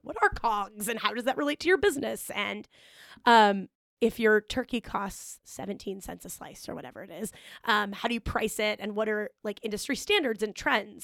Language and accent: English; Omaha, Nebraska, United States; moved away as an adult; now in Chicago, United States; I grew up in Omaha, Nebraska